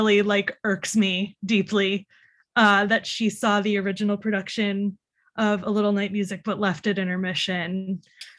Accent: Long Island, New York, United States; now in New York City, United States; I grew up on Long Island

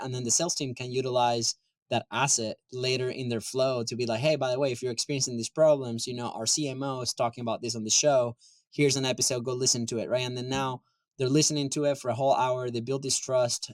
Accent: Venezuela; moved away; I'm from Venezuela originally

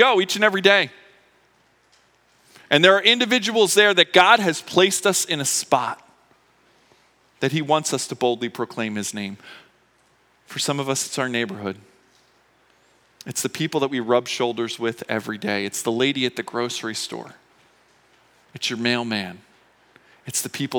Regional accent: Philadelphia, Pennsylvania, United States; I grew up in Philadelphia

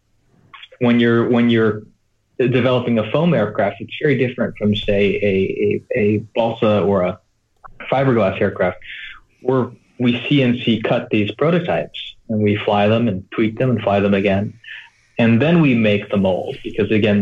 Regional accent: United States; now in Shenzhen, China; being an American living in Asia

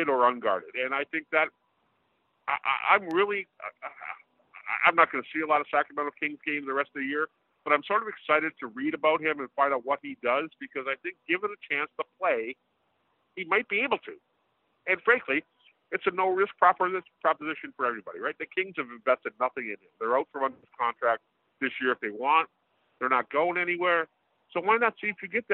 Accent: a suburb of Toronto, Ontario, Canada; my hometown, a suburb of Toronto

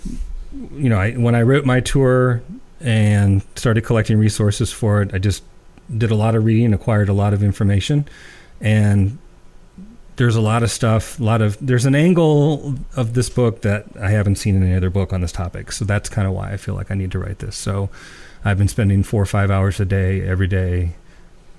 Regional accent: Canton, Ohio, United States; we're from Canton

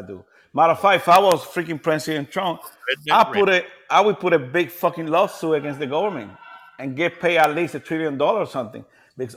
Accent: Ponce, Puerto Rico; moved away; I'm from Ponce. Oh, okay. Ponce, the South.

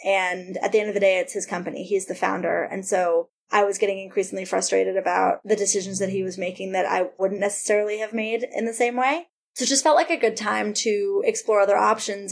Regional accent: Cleveland, Ohio, United States; also born or lived in Massachusetts; now in New York, United States; I grew up in Cleveland

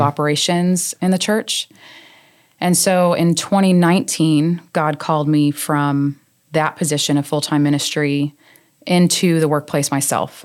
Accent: New York, United States; moved away as an adult; also born or lived in Arizona; now in South Carolina, United States; born and raised in New York. Uh, moved to Arizona when I was a young adult

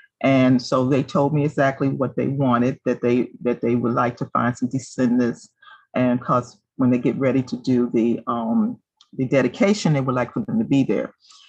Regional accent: Alexandria, Virginia, United States; I was born and raised in Alexandria.

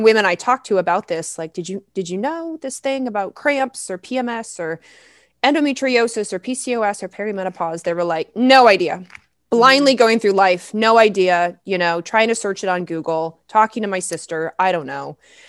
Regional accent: the South, United States; And I grew up in the South.

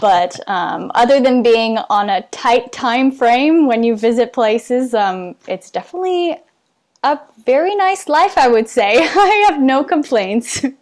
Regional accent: Canada; being Canadian

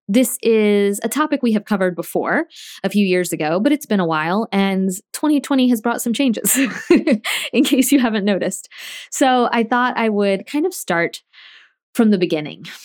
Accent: Tallahassee, Florida, United States; moved away as an adult; also born or lived in South Georgia; I grew up in Tallahassee

